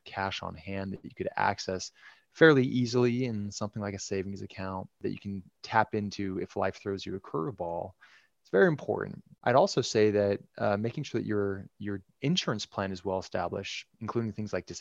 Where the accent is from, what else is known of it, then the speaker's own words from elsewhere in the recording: Bay Area, California, United States; moved away as an adult; also born or lived in Utah / Dallas, Texas; now in Central Illinois, United States; I grew up in the Bay Area, California, born and raised